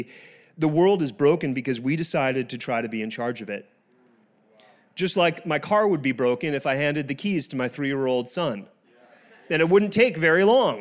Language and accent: English; France; first language French and English; moved away; I was born in France. I learned French and English at the same time